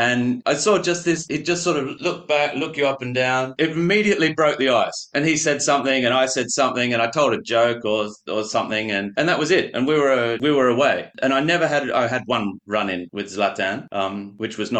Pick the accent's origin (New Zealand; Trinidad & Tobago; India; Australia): Australia; moved away; also born or lived in Paris; being Australian